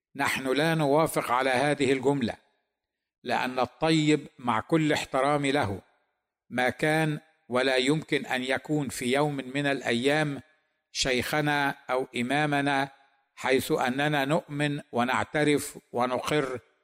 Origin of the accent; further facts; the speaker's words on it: Egypt; نحن المسيحيين المصريين